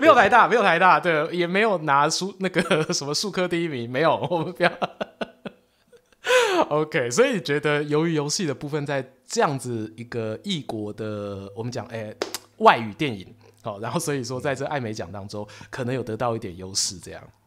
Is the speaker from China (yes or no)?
no; Taiwan; 我们台湾人